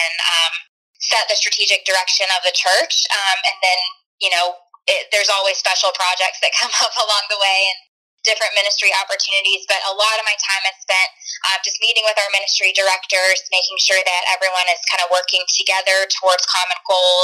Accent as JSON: {"language": "English", "town": "Tallahassee", "region": "Florida", "country": "United States", "said": "I am from Tallahassee, where I currently live and serve at City Church"}